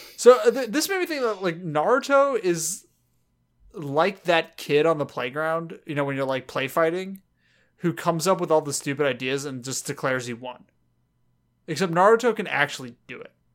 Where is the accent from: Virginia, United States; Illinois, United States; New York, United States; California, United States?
California, United States; Los Angeles; accent: Southern California; we're from the South Bay of Los Angeles, um, and that's where we grew up